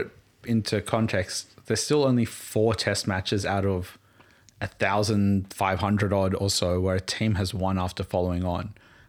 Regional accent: Townsville, Queensland, Australia; I was born in Townsville.

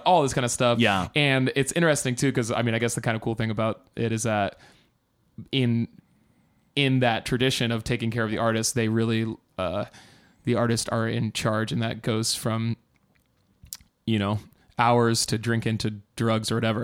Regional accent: Iowa, United States; I'm from Iowa

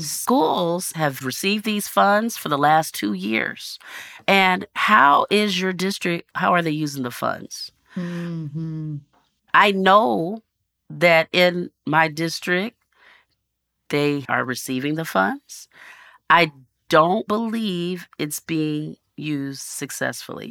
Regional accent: North Texas, United States; growing up in North Texas

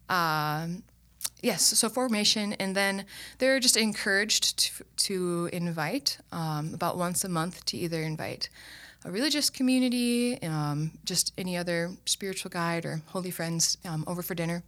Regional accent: Owatonna, Minnesota, United States; moved away as an adult; also born or lived in Steubenville, Ohio; now in Sioux Falls, United States; Owatonna, Minnesota.

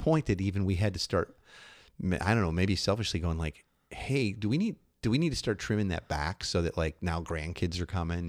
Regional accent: Midwest, United States; we're from the Midwest

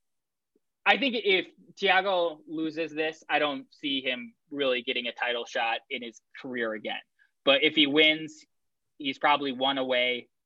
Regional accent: Wisconsin, United States; I'm from Wisconsin.

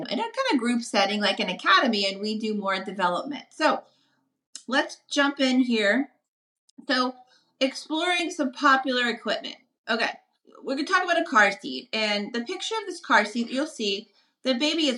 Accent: New Orleans, Louisiana, United States; I'm from New Orleans

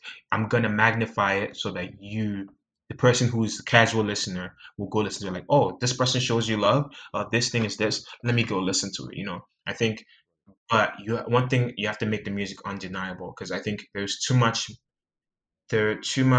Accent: Nigeria; I'm Nigerian and you're Nigerian

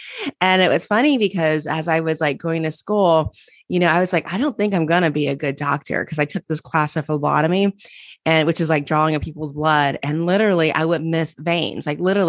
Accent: Cincinnati, Ohio, United States; I grew up in Cincinnati, Ohio, go Bucks, okay. Went to Ohio State.

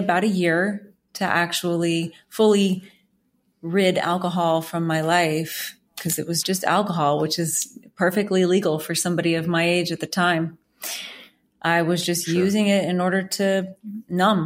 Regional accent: New Orleans, Louisiana, United States; I'm originally from New Orleans

